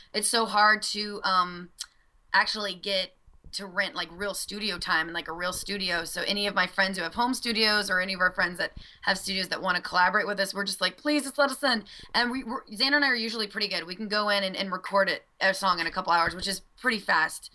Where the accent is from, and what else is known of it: Louisiana, United States; born or raised there; moved away